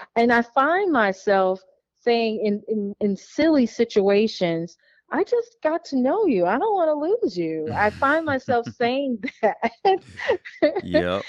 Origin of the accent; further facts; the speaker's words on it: Illinois, United States; also born or lived in Wauwatosa, Wisconsin; I found an aunt who lived in my hometown where I grew up at in Illinois